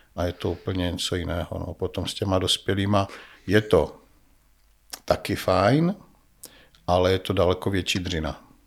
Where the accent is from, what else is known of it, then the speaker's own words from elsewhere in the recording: Nový Jičín, Moravian-Silesian Region, Czechia; also born or lived in Brno / Kopřivnice; Já jsem rodilý Brňák, ale eh, žil jsem celé své mládí v Novém Jičíně.